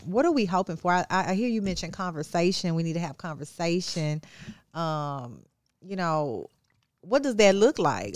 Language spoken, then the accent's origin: English; Texas, United States; now in Memphis, United States; my hometown of, uh, Texas